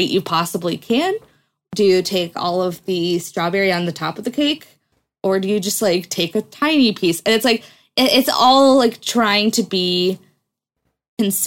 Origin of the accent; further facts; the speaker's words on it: United States; as an American